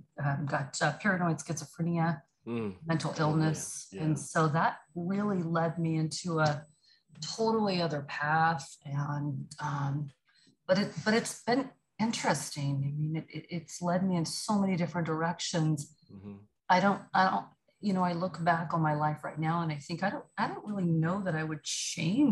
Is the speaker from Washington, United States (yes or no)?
no; Choctaw, Oklahoma, United States; moved away as an adult; now in Dallas, United States; I grew up in a little bitty town called Choctaw, Oklahoma